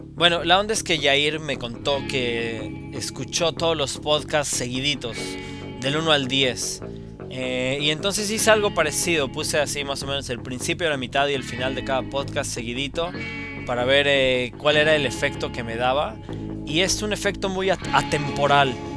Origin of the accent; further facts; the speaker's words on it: Mexico; now in Middle East; yo estando aislado como mexicano en el Medio Oriente